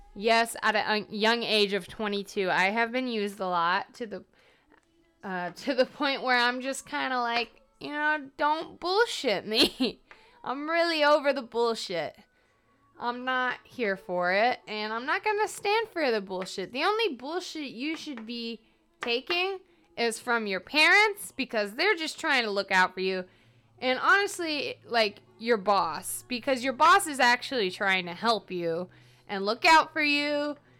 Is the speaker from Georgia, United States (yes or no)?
yes; Atlanta, Georgia, United States; moved away; I'm from Atlanta because they say Atlanta, not Atlanta.